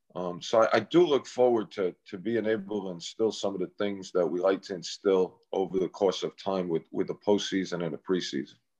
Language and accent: English; New York City, New York, United States; to be able to do it in my hometown